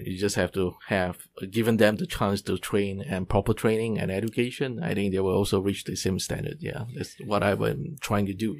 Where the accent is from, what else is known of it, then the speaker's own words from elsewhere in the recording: Singapore; moved away as an adult; now in Taiwan; I'm from Singapore